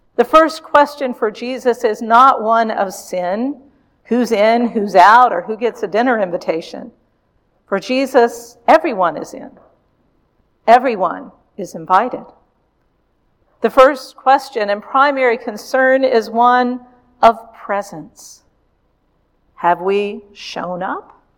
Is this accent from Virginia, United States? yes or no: yes; Richmond, Virginia, United States; my hometown of Richmond, Virginia.